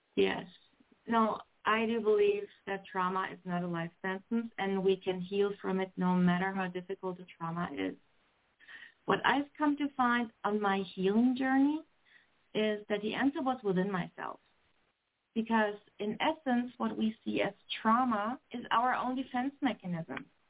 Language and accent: English; Germany; moved away as an adult; now in Canada; I was born and raised in Germany and came to Canada when I was 30.